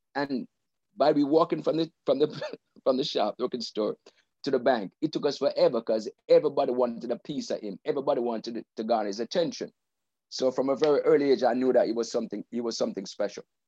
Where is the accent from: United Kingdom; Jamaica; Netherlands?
Jamaica; Kingston; we grew up in Western Kingston